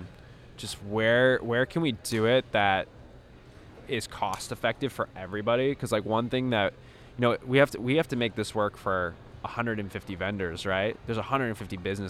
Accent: Chicago, Illinois, United States; I'm from Chicago

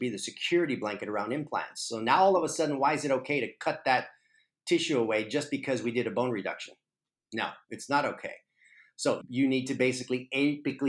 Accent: Texas, United States; moved away; also born or lived in Arizona; I'm originally from Texas, and so I was living in Arizona for the last 18 years

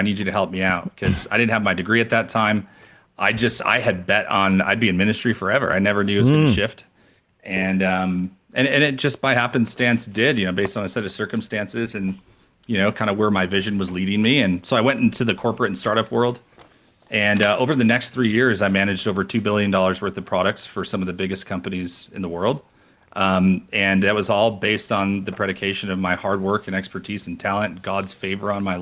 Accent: New York, United States; moved away as an adult; also born or lived in Rochester; Born and raised in New York

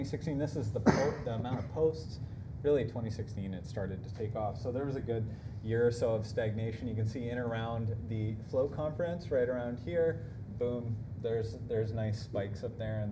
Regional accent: Canada; I'm from Canada as well

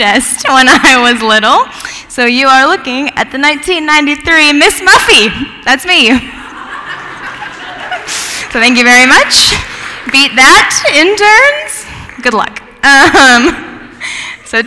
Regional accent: Gig Harbor, Washington, United States; moved away as an adult; also born or lived in Bible Belt; I grew up in Gig Harbor, Washington

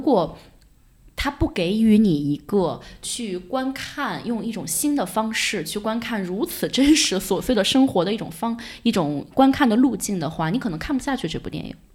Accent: China; 我们中国人

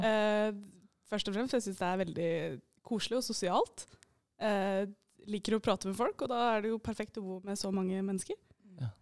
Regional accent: Eidsvoll, Akershus, Norway; moved away as an adult; now in Bodø, Norway; jeg er fra Eidsvoll.

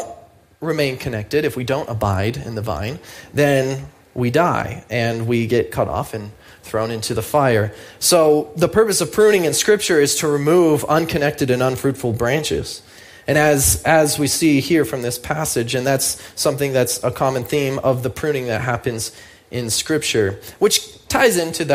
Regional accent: United States; I'm an American

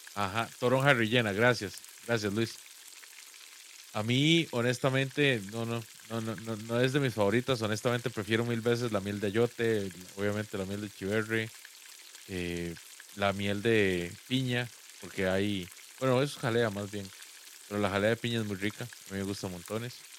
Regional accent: Guápiles, Limón, Costa Rica; moved away; yo soy de Guapiles y en Guapiles una parte muy importante del entretenimiento general, al menos cuando yo, cuando yo crecí

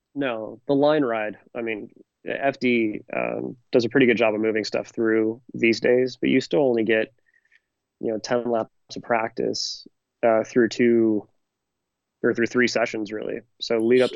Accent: Northern California, United States; I'm from Northern California

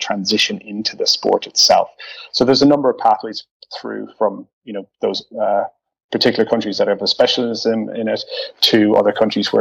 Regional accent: Ireland; moved away as an adult; now in Netherlands; So originally I'm from Ireland. I relocated to the Netherlands close to 7 years ago

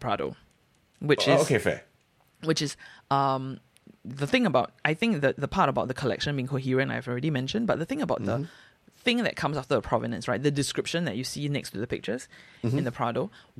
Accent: Singapore; Which I feel like growing up in Singapore, it's like this is the gift that older generations have passed down onto you, and you shall live in this world, right?

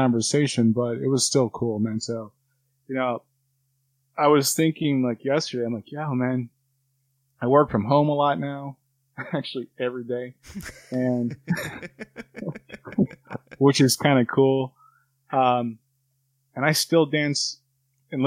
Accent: New York City, New York, United States; now in North Carolina, United States; I'm from Harlem, like Spanish Harlem. So there's a lot of, you know, Puerto Ricans, blacks, and, you know, I grew up on rice and beans

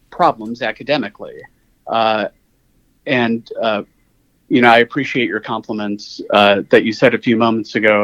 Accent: Illinois, United States; moved away; I'm from Illinois originally

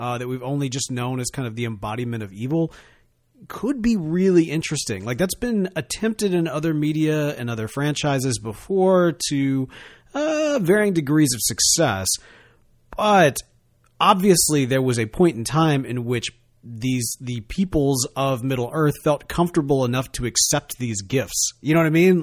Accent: Mississippi, United States; I grew up here in Mississippi

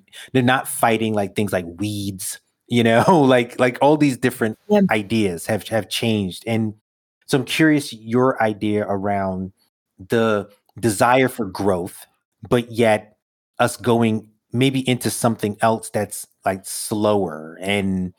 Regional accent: New York City, New York, United States; I grew up in Brooklyn, no gardens

